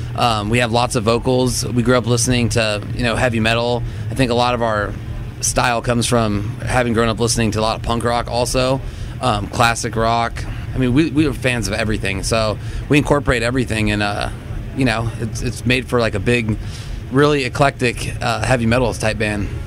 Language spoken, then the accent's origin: English; Orange County, California, United States; we come from Orange County and kind of came up in the hardcore scene